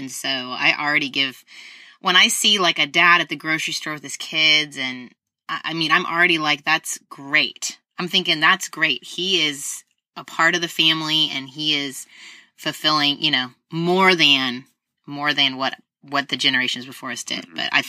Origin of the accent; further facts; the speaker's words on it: United States; as an American